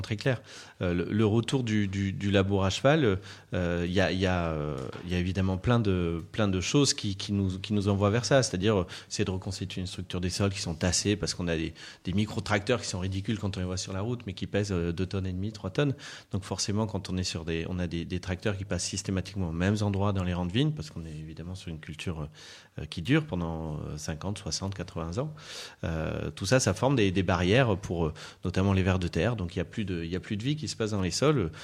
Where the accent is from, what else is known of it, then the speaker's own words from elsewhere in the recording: Bordeaux, Nouvelle-Aquitaine, France; now in Anjou, France; je suis issu d'une famille euh, viticole, je suis bordelais, euh, bordelais d'origine